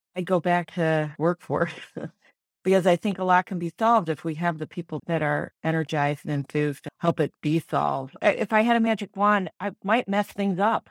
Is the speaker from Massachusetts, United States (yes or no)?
no; St. Louis, Missouri, United States; also born or lived in Ann Arbor, Michigan / Chicago; So I am from Saint Louis. I grew up here in West County